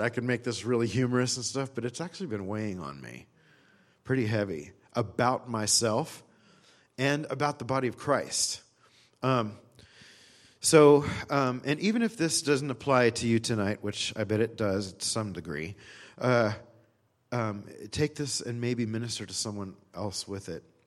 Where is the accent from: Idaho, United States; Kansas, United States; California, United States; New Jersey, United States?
California, United States; also born or lived in Texas; I was from California